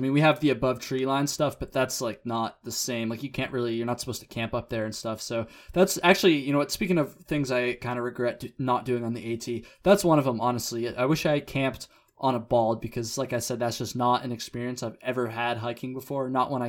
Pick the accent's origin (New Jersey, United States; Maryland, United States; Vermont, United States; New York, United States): Vermont, United States; Burlington; Hey, I'm from Burlington, Vermont